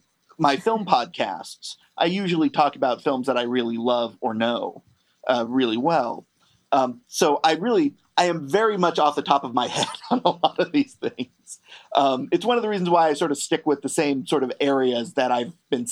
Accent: Bay Area, California, United States; growing up in the Bay Area

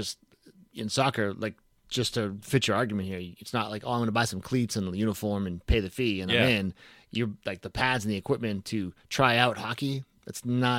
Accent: Boston, Massachusetts, United States; now in North Carolina, United States; I'm from Boston.

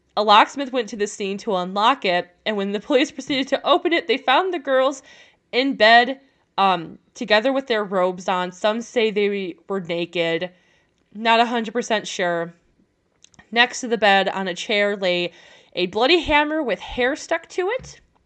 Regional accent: France; like me, from France.

